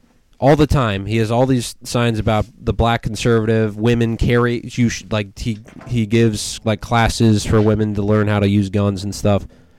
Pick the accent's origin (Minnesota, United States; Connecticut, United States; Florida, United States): Minnesota, United States; St. Paul; moved away as an adult; now in New York, United States; my hometown of St. Paul, where my folks live